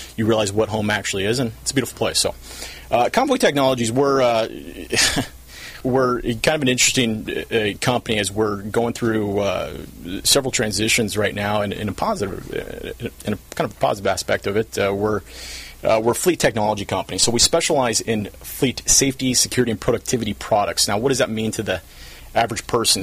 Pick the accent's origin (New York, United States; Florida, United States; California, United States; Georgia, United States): California, United States; South Orange County; I'm from South Orange County. Grew up here when it was far different.